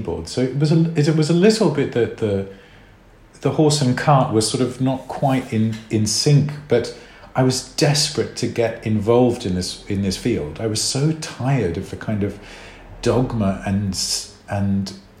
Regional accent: Australia; moved away; also born or lived in South Africa / New York; growing up in Australia

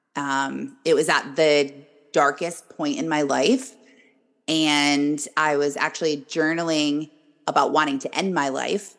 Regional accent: Michigan, United States; I am born and raised in Michigan.

